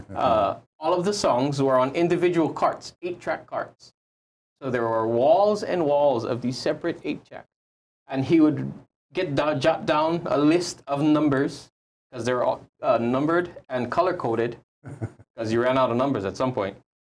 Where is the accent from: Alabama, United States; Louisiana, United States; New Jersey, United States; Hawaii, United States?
Hawaii, United States; Kaneohe; I'm from Kaneohe